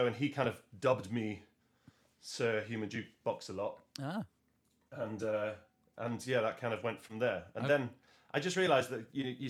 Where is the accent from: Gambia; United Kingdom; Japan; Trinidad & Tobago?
United Kingdom; Southwest Wales; moved away as an adult; now in London, United Kingdom; I grew up in Southwest Wales. I moved to London in around the year 2000 or so